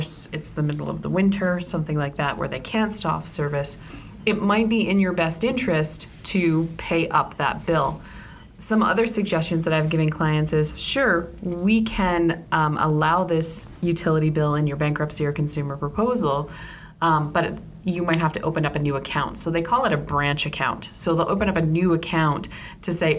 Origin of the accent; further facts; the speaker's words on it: Ontario, Canada; moved away; I'm originally from Ontario